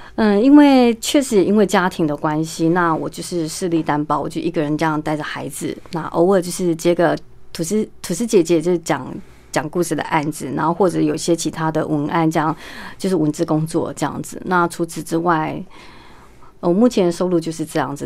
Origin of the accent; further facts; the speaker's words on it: Yunlin County, Taiwan; moved away; 在云林的麦当劳，在我老家